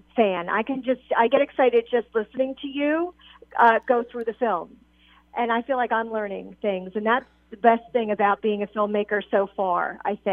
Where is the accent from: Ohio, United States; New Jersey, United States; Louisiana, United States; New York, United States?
New Jersey, United States; Hamilton; moved away; my hometown of Hamilton, New Jersey